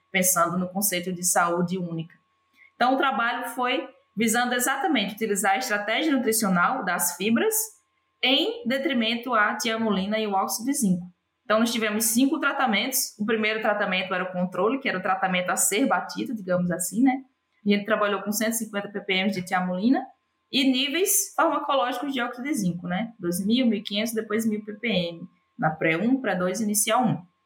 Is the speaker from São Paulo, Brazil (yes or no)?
no; João Câmara, Rio Grande do Norte, Brazil; moved away as an adult; also born or lived in United States / Denmark / Southern Brazil; Eu sou original de João Câmara, no, no Rio Grande do Norte, né? Nascida e criada lá